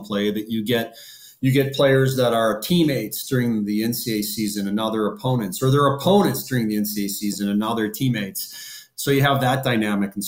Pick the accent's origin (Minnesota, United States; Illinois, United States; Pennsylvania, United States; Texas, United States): Minnesota, United States; I'm a Minnesotan born and raised